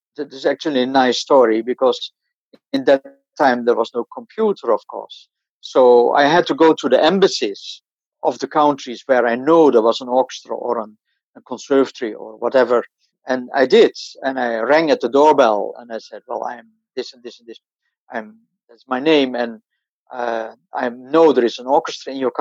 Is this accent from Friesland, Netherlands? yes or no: yes; Sneek, Friesland, Netherlands; moved away as an adult; also born or lived in Amsterdam; I'm born in Sneek. Sneek is in Friesland, in the northern, one of the northern provinces.